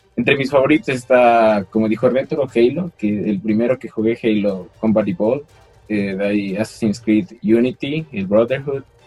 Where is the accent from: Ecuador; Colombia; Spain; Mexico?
Ecuador; soy del Ecuador